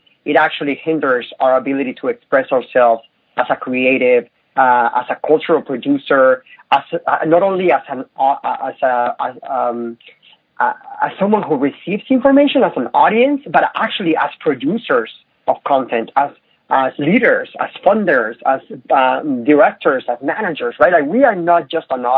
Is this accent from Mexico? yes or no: yes; Mexico; moved away as an adult; now in United States; I lived in Mexico. I grew up in Mexico. I came to the United States when I was 19